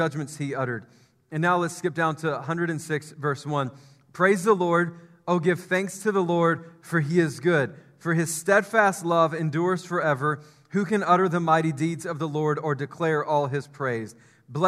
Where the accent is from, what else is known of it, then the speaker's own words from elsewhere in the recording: Memphis, Tennessee, United States; I grew up in Memphis